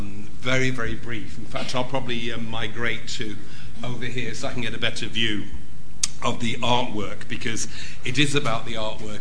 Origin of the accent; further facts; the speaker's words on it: Lancashire, North West England, United Kingdom; And being a fellow northerner, although I'm on the other side of the mountain range, I'm from the Lancastrian side